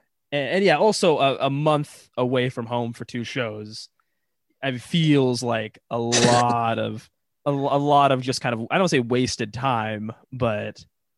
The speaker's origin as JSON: {"language": "English", "country": "United States", "said": "as an American"}